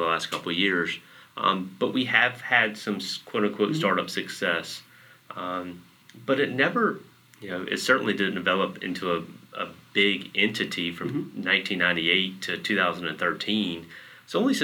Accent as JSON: {"language": "English", "region": "Eastern North Carolina", "country": "United States", "said": "I'm from Eastern North Carolina"}